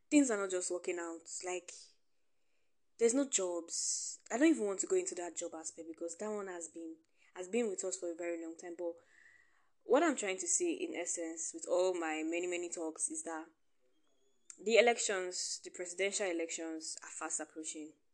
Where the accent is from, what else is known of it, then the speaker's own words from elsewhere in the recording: Nigeria; being a Nigerian